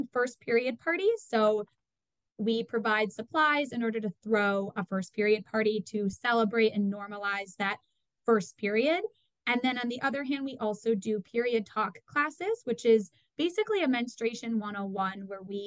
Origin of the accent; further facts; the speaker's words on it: Madison, Wisconsin, United States; I grew up in Madison, Wisconsin